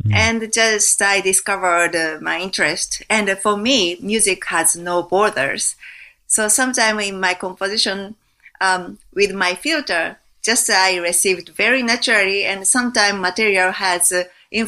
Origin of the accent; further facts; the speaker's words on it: Japan; I was raised in Japan